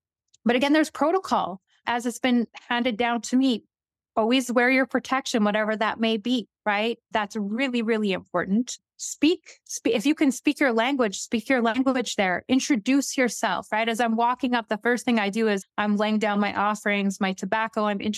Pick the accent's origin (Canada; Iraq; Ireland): Canada; Northern Canada; So I first saw some of these when I was younger, growing up in the North. They're all over the Canadian Shield.